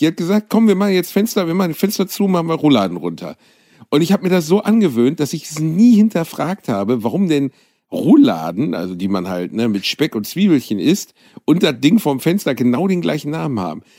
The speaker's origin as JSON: {"language": "German", "town": "Gelsenkirchen", "region": "North Rhine-Westphalia", "country": "Germany", "said": "ich komme aus Gelsenkirchen"}